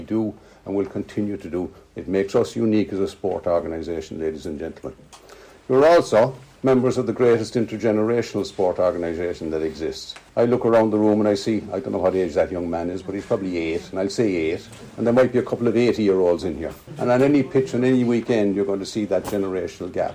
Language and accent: English; Cork, Munster, Ireland; I'm born and bred in Cork